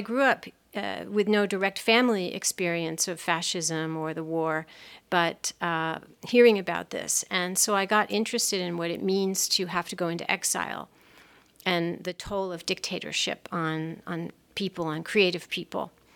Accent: Los Angeles, California, United States; I grew up in California in a, a lovely town on the beach on the Pacific called Pacific Palisades

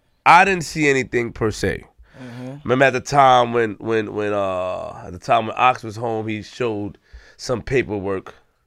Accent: Queens, New York, United States; I'm from Queens.

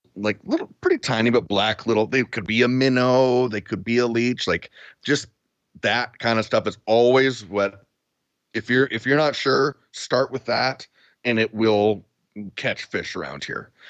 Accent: Duncan, British Columbia, Canada; moved away as an adult; now in Spruce Grove, Canada; I grew up in Duncan, so the Cowichan River was our, our river.

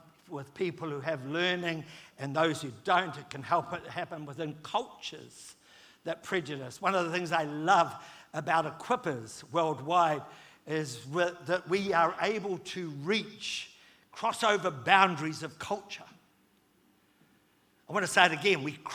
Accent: New Zealand; I'm a fifth generation New Zealander

